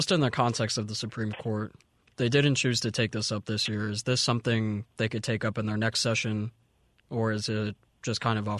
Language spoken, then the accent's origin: English; Florida, United States; now in Mississippi, United States; I'm from Florida personally.